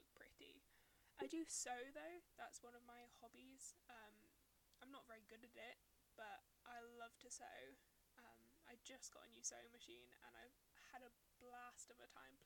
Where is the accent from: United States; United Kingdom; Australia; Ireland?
United Kingdom; I am very British.